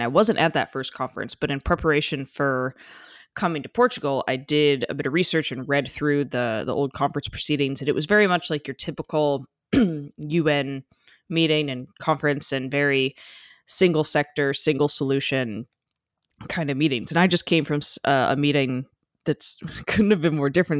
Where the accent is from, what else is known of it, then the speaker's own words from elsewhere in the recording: United States; I am overtly American